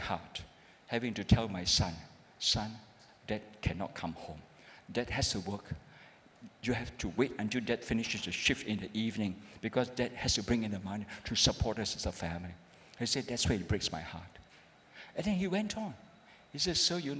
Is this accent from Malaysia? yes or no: yes; Malaysia; I'm a pastor from Malaysia